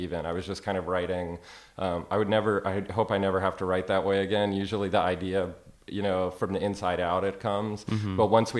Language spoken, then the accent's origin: English; Ireland; now in Austin, United States; We wrapped last May, and I flew back to Ireland. I'm from Ireland back to Austin where I live